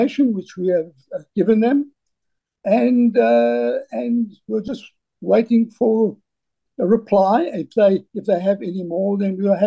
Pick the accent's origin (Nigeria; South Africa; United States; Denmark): South Africa; moved away as an adult; also born or lived in Johannesburg / Cape Town / Australia; I was born and educated in South Africa, Johannesburg and Cape Town